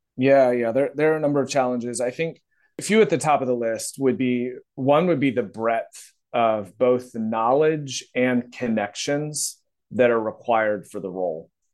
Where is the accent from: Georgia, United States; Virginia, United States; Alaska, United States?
Virginia, United States; I'm from Virginia, got my degree from Virginia Tech, uh, so that's kinda part of the country I'm from